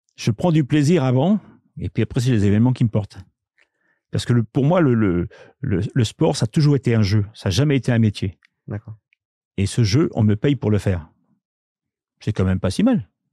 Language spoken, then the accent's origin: French; France; chez nous en France